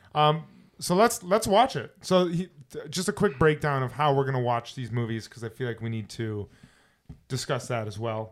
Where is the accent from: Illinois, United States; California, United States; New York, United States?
Illinois, United States; Chicago; I'm from Chicago